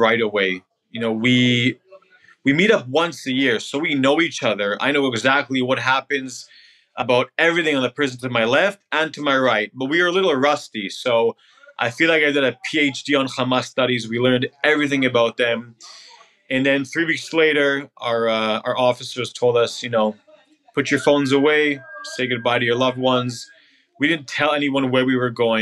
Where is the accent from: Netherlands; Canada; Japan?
Canada; moved away as an adult; also born or lived in Israel; now in New York, United States; I grew up in Canada, moved to Israel when I was 18, and now I live in New York.